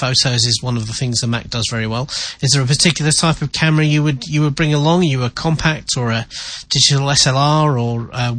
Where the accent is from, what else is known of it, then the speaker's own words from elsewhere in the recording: England, United Kingdom; being an Englishman